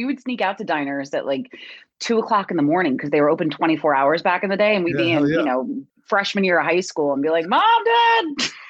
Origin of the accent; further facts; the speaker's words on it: New Jersey, United States; Technically, I'm in an area that nobody believes exists called Central Jersey. People seem to think that there's like North and South, but there is a Central. I am due east of Philadelphia on the beach.